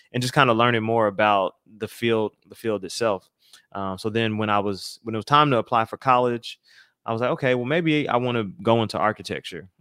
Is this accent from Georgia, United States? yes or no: yes; Atlanta, Georgia, United States; moved away; I am originally from Atlanta, Georgia